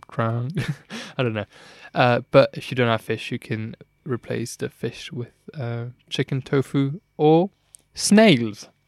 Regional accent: Luxembourg; I am from Luxembourg

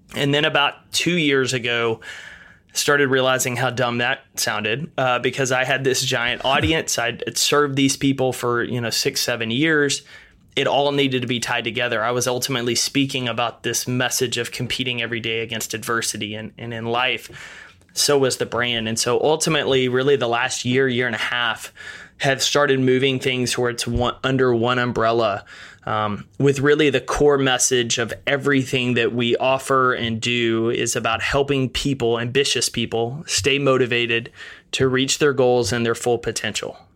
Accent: East Texas, United States; I grew up in East Texas, a small town of about thirteen thousand people

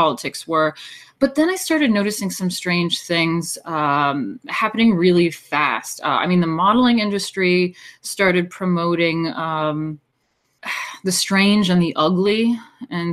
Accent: Hudson Valley, New York, United States; moved away as an adult; I was born in New York City, and I grew up in the Hudson Valley, New York, which is quite lovely

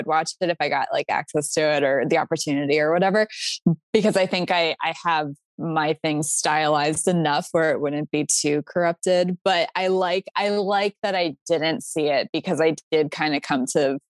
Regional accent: Pennsylvania, United States; moved away as an adult; also born or lived in Florida; I went to school in Florida and I'm from Pennsylvania

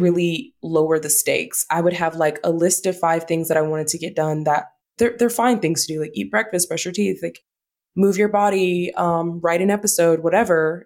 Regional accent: the South, United States; we're from the South

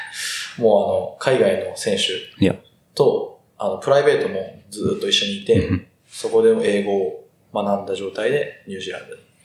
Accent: Kitakyushu, Fukuoka, Japan; 福岡県北九州市出身です。なんで地元が福岡県

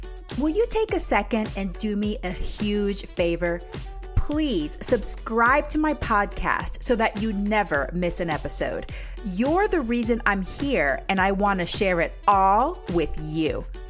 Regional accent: Panama

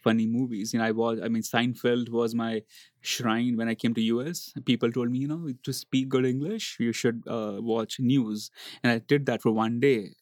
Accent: India; moved away as an adult; Growing up in India

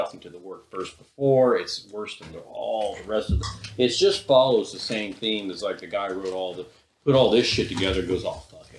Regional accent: the Bible Belt, United States; growing up in the Bible Belt

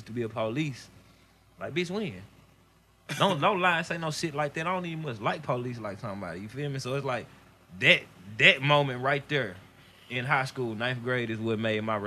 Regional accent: Jackson, Mississippi, United States; moved away; growing up in Mississippi

